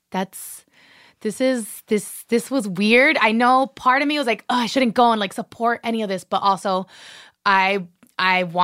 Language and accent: English; Cuba; accent: Cuban; Like our I mean, even my accent isn't even that strong uh like Cuban accent